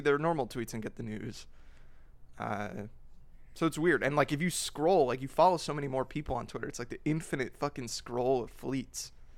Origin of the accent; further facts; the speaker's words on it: New Jersey, United States; Oh, New Jersey